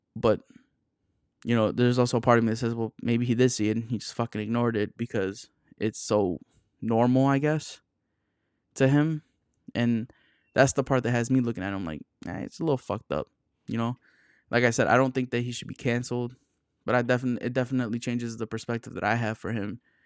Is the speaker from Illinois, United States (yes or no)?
yes; Chicago area, Illinois, United States; I'm from the Chicago area, but I'm not from Chicago